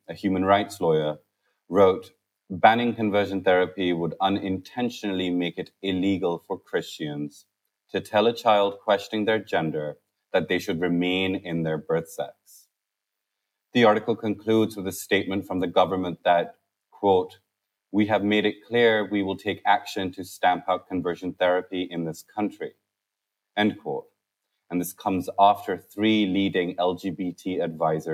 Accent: Pakistan; now in United Kingdom; For me, it was, growing up in Pakistan

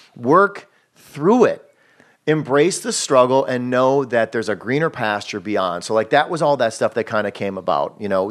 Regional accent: Wisconsin, United States; moved away as an adult; now in Los Angeles, United States; I'm from Wisconsin

